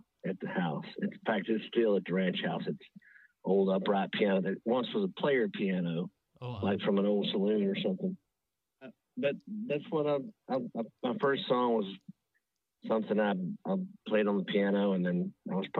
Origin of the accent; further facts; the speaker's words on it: West Texas, United States; moved away as an adult; now in Nashville, United States; I grew up in West Texas and born and raised